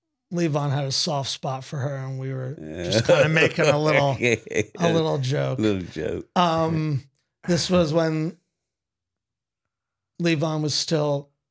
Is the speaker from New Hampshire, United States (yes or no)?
no; Hudson Valley, New York, United States; moved away as an adult; also born or lived in Los Angeles; When I moved out of the area that I grew up in, and that Woodstock, where I live now, is in, is an area of New York State called the Hudson Valley. And when I moved back from Los Angeles to the Hudson Valley, I said to myself, I'm going to move back to where I'm from